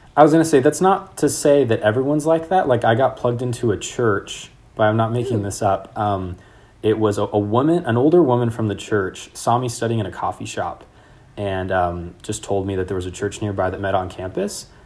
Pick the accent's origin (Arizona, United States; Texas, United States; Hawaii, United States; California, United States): California, United States; Sacramento; moved away as an adult; also born or lived in Mexico / Slovakia; now in London, United Kingdom; I'm from Sacramento, and so there was a lot of things I just didn't know about growing up. And then before that, I lived in Mexico